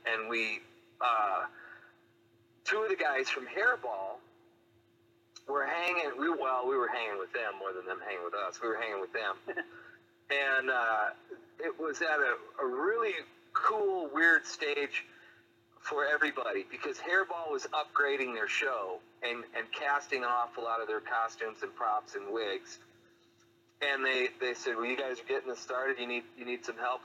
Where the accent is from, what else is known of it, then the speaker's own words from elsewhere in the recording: Jackson, Mississippi, United States; moved away; also born or lived in Sioux City, Iowa; I'm from Sioux City, Iowa, but I kind of grew up in Jackson, Mississippi, too